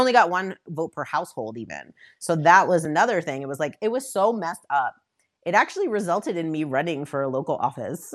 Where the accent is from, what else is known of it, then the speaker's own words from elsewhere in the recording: Westchester County, outside New York City, United States; moved away as an adult; now in Denver, United States; I'm originally, I grew up outside New York City, um, and in Westchester County